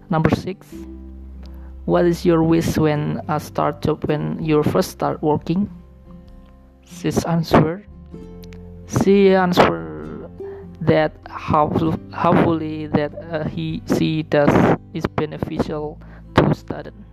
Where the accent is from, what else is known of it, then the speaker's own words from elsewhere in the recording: Batang, Central Java, Indonesia; English is a second language; I come from Batang Regency, Central Java.